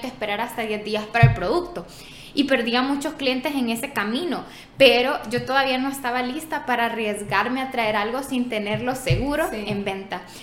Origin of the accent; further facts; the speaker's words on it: San Miguel, El Salvador; Yo soy de San Miguel